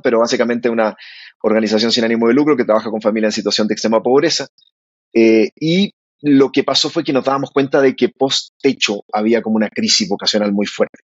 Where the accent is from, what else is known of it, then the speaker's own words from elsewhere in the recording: Calera de Tango, Santiago Metropolitan Region, Chile; moved away as an adult; now in Bogotá, Colombia; nos criamos en Calera de Tango, que queda, queda a las afueras de Santiago de Chile.